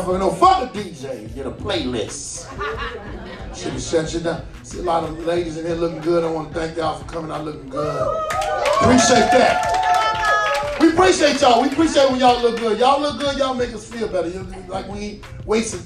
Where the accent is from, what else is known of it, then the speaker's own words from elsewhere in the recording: Chicago, Illinois, United States; I'm from Chicago